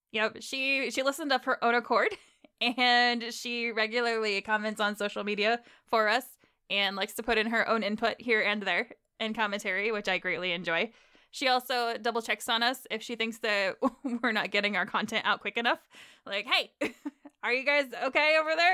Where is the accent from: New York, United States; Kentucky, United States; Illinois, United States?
Illinois, United States; I'm from Illinois